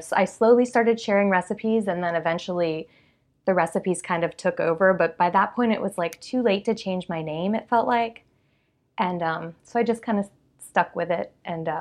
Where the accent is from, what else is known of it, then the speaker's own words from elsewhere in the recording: South Florida, United States; moved away as an adult; now in Atlanta, United States; I'm from South Florida, and I moved to Atlanta for work